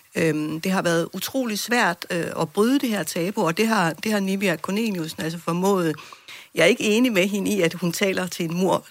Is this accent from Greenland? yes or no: yes; Greenland; som grønlændere